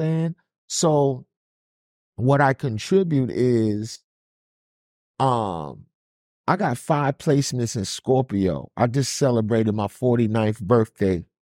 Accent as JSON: {"language": "English", "town": "New York City", "region": "New York", "country": "United States", "said": "I'm from Brooklyn"}